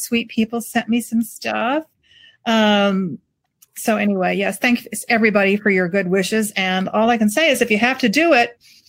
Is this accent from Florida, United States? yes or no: yes; St. Petersburg, Florida, United States; moved away; A dear friend from my hometown of St. Pete